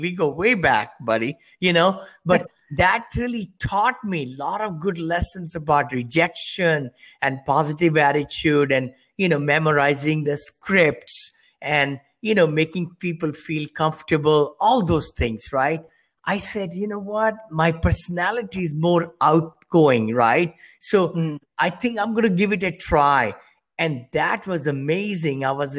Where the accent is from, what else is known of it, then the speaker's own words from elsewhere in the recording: India; moved away as an adult; I came from India many years back, with a little bit money, $7.